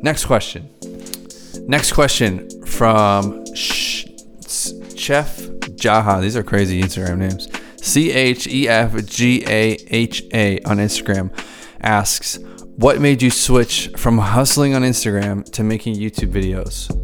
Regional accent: Boston, Massachusetts, United States; I'm here in Boston, so that's that's me, fully Irish. I'm an American though. I was born here

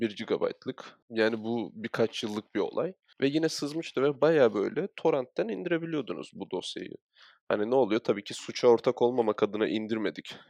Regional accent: Çatalca, Istanbul, Turkey; biz zaten Çatalca gibi bir yerde büyüdük.

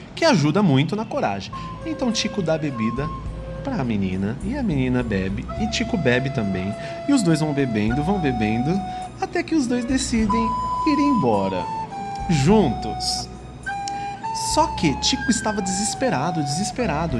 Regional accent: Ferraz de Vasconcelos, São Paulo, Brazil; sou paulista, morador da cidade de Ferraz paulista. de Vasconcelos

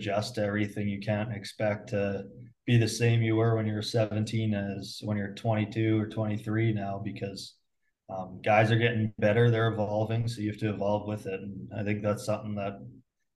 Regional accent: Muenster, Saskatchewan, Canada; I grew up in Munster. It's a town of like 450 people.

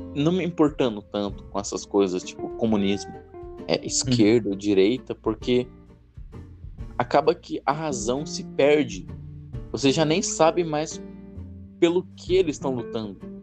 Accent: Brazil

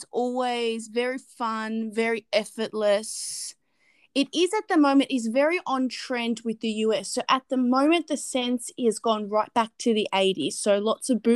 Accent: Australia

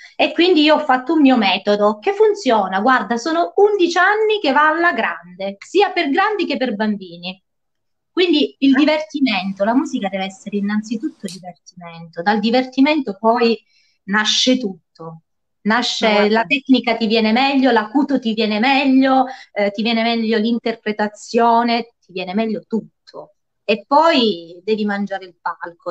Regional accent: Lauria, Basilicata, Italy; moved away as an adult; now in Calabria, Italy; ho la mia scuola di musica che si trova a Lauria, quindi nel mio paese natale

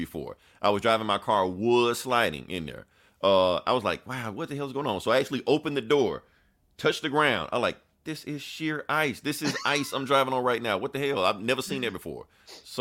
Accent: the South, United States; we're from the South. We've never seen this much snow before.

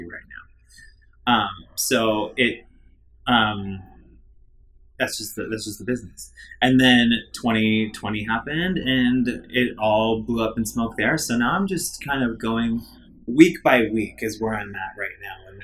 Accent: Wisconsin, United States; I'm from Wisconsin

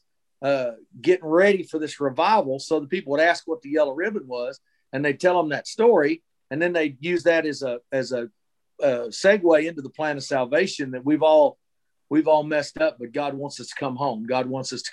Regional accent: Texas, United States; I was born and raised here in Texas

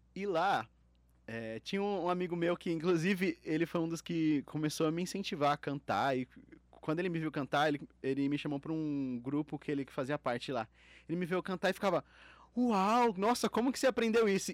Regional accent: Itapevi, São Paulo, Brazil; de onde eu vim, eu vim de Itapevi, de uma cidade mais é, humilde

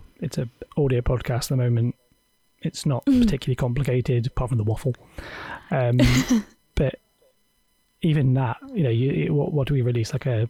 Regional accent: South West England, United Kingdom; Unlike Jess, as everyone can know, I'm definitely from Cornwall. This is an authentic...

